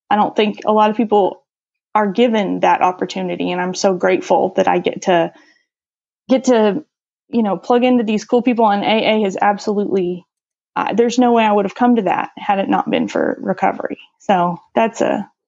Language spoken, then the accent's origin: English; St. Louis, Missouri, United States; I said that I was from St. Louis